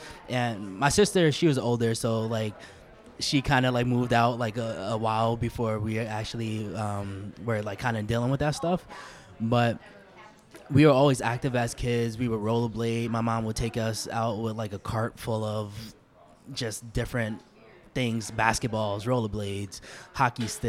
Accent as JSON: {"language": "English", "town": "New York City", "region": "New York", "country": "United States", "tie": "born or raised there", "also_born_or_lived": "Harlem, New York City / California", "said": "So I was raised in the Lower East Side for the most part. I actually lived in Harlem up until I was 4 years old."}